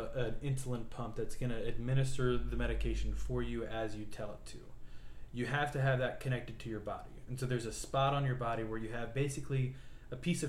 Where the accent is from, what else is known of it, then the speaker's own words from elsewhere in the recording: North Carolina, United States; moved away; I grew up in North Carolina